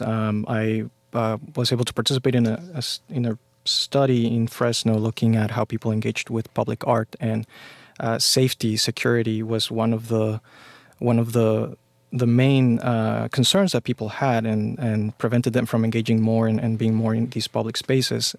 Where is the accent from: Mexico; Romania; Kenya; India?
Mexico; now in United States; I grew up in Mexico